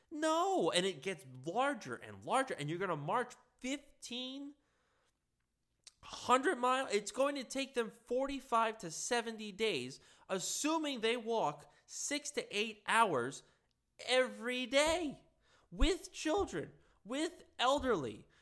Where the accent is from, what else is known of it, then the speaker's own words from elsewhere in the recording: Long Island, New York, United States; I'm from Long Island.